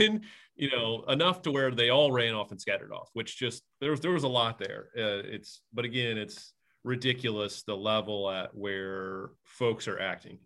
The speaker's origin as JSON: {"language": "English", "region": "Indiana", "country": "United States", "tie": "born or raised there", "said": "growing up in a small town in Indiana"}